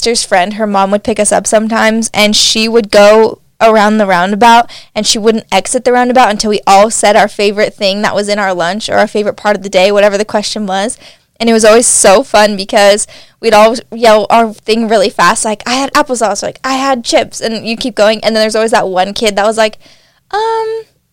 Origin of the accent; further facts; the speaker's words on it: Nevada, United States; now in Utah, United States; I'm from Nevada